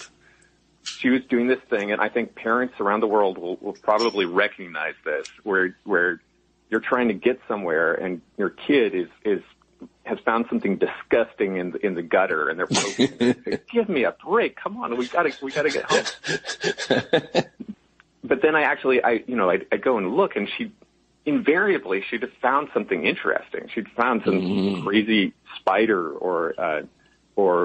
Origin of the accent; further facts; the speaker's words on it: Nevada City, California, United States; also born or lived in Berkeley, California; we moved up to Nevada City, up about halfway between Sacramento and Tahoe in the California foothills. And that was a lovely place to grow up